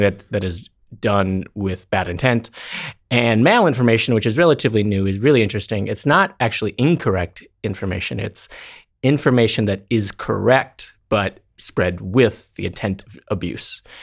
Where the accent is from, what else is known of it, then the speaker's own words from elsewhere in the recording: North Dakota, United States; moved away; my hometown of North Dakota